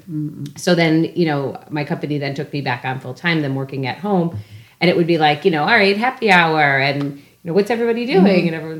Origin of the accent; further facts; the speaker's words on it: Scranton, Pennsylvania, United States; moved away as an adult; I'm back to my hometown where we all live.